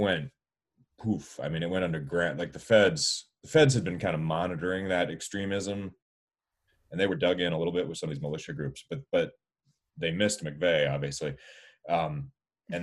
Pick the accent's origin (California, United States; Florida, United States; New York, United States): Florida, United States; I grew up in Florida